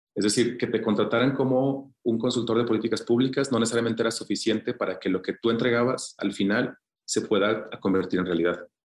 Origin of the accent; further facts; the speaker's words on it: Zacatecas, Mexico; mi hermano y yo somos los únicos que nacimos en Zacatecas